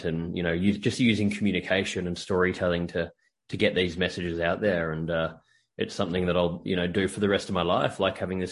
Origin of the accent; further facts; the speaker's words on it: Australia; moved away as an adult; now in United States; I'm from Australia and I'm living in the US at the moment